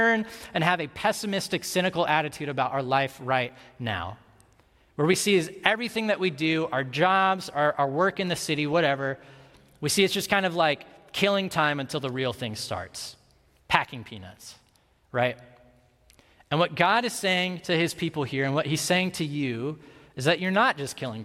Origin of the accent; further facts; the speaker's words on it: Ames, Iowa, United States; I grew up in Ames, Iowa, so a college town like Madison, but just like a lot smaller